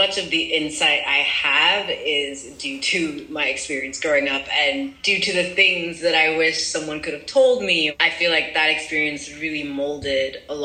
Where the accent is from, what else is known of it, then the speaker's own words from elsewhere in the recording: France; moved away as an adult; also born or lived in United States; I grew up in France.